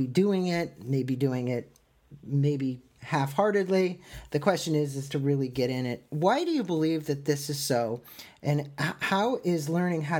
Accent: San Diego, California, United States; San Diego, my hometown

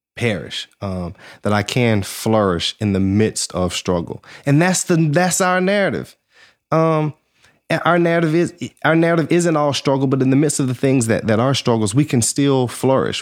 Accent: Georgia, United States; moved away as an adult; also born or lived in Alabama / California / Atlanta; I'm from Georgia, went to school in Alabama, and I was living in California.

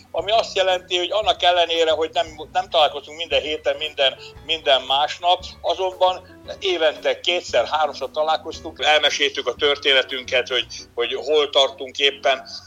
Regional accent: Hungary; magyarok vagyunk

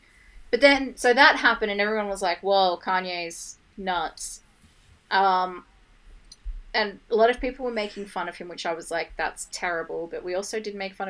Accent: Australia; we're Australian

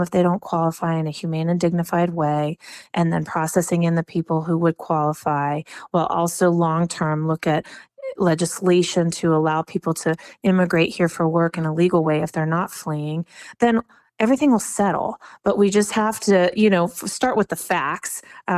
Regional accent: Texas, United States; it's really frustrating as a Texan. You know, I'm a lifelong Texan.

